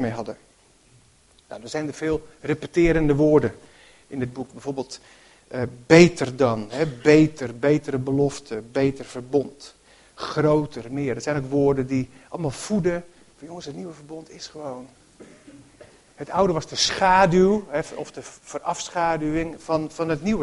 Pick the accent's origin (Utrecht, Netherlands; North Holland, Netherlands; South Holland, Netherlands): Utrecht, Netherlands; Harmelen; In het dorp, Harmelen, waar ik ben opgegroeid, eh, niet zo ver hier vandaan